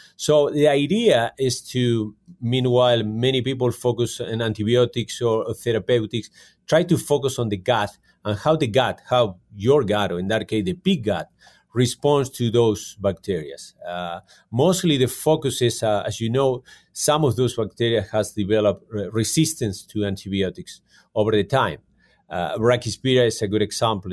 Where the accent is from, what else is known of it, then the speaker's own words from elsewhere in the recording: Argentina; moved away as an adult; also born or lived in California, United States; now in Calgary, Canada; I'm from Argentina, and I did my studies in California